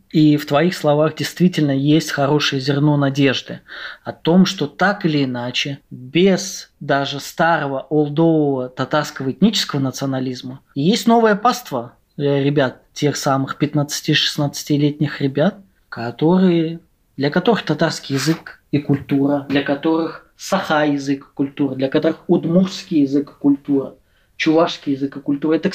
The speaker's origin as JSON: {"language": "Russian", "country": "Russia", "said": "я говорю как э, татарин из России, у вас должен быть другой взгляд диаспоральных татар."}